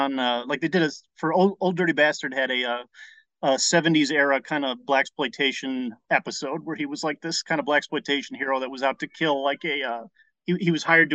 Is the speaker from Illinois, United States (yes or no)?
yes; Calumet City, Illinois, United States; moved away as an adult; also born or lived in Indiana / Chicago; now in Los Angeles, United States; I was in Cal City, south suburbs over there